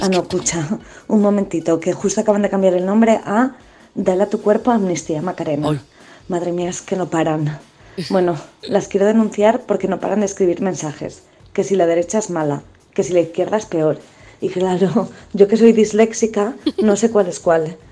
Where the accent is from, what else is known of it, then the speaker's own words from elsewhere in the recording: Berlin, Germany; Spanish is a second language; moved away as an adult; now in Guadalajara, Spain; yo vivía en Alemania y eh, eh, yo soy de Berlín